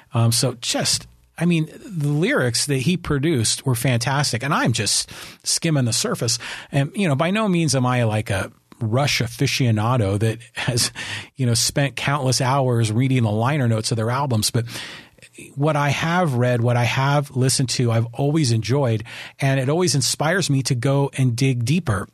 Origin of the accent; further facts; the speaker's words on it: San Francisco, California, United States; I grew up in San Francisco